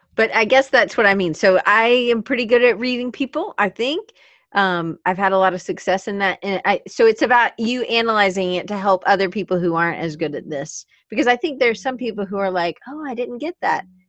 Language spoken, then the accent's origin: English; Atlanta, Georgia, United States; I grew up in Atlanta